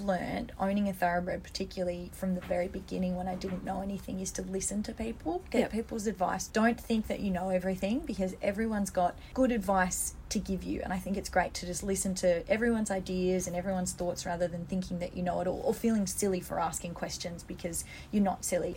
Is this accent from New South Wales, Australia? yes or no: no; Melbourne, Victoria, Australia; I grew up in Melbourne